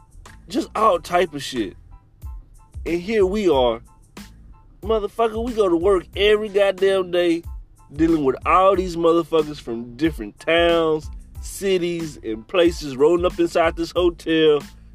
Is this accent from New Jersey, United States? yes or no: no; Boston, Massachusetts, United States; They already know I'm from Boston, man.